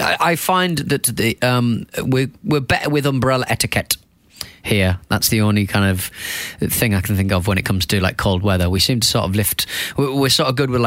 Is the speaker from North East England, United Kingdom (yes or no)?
yes; Hartlepool, North East England, United Kingdom; moved away; I went to my hometown of Hartlepool.